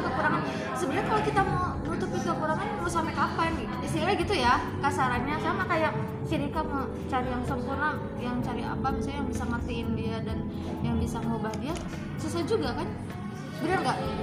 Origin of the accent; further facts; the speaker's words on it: Java, Indonesia; gue Jawa